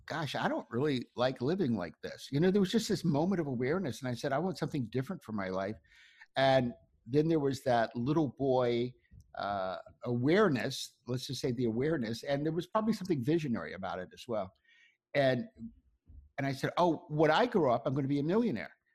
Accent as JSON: {"language": "English", "town": "Ocklawaha", "region": "Florida", "country": "United States", "tie": "born or raised there", "moved": "yes", "said": "I grew up in a little town called Oklawaha"}